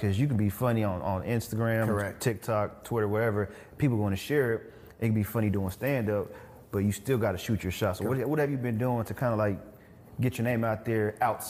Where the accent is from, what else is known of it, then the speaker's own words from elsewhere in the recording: Killeen, Texas, United States; I grew up in Killeen, which is 2 hours from here, but it's, I ain't gonna lie, it's kind of hood.